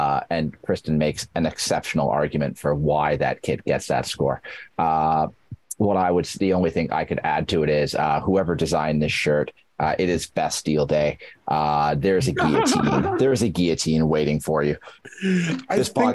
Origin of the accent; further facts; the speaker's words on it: Yorkshire and the Humber, United Kingdom; moved away; I'm a Yorkshireman